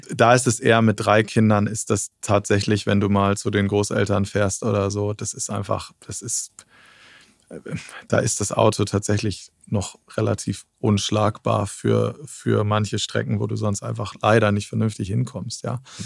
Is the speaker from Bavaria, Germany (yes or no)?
no; Cuxhaven, Lower Saxony, Germany; now in Berlin, Germany; ich komme aus Cuxhaven von der Nordseeküste